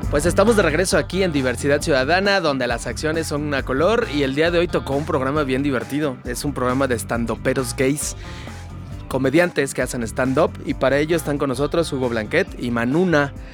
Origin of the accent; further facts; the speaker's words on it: Mexico; Somos tan mexicanos como el resto